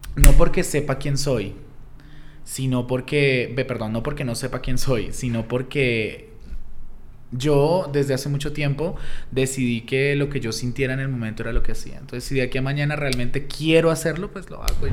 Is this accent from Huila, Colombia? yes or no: yes; Pitalito, Huila, Colombia; soy de Pitalito Huila, es un pueblo ya bastante, bastante grande en el sur del Huila, de la capital de Neiva. Eh, nací allá, empecé allá más o menos a mis 14 años